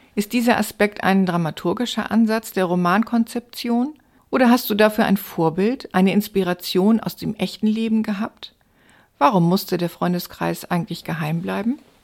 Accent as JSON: {"language": "German", "town": "Stade", "region": "Lower Saxony", "country": "Germany", "tie": "born or raised there", "said": "bei uns in Stade"}